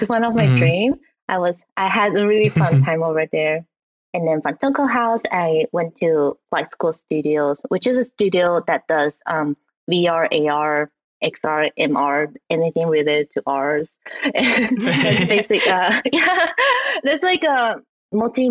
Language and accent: English; Taiwan; moved away; So I was originally from Taiwan. And then when I was in Taiwan, you know, we grew up watching anime on TV.